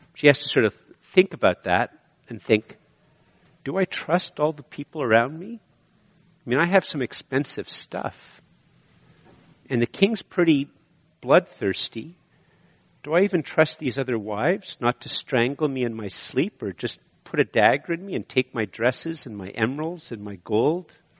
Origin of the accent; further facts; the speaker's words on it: Canada; I'm a Canadian